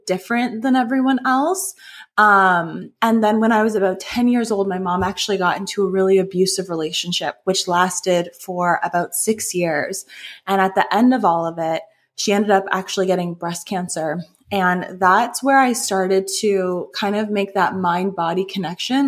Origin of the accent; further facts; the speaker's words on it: just outside of Toronto, Ontario, Canada; I grew up in Canada, just outside of Toronto.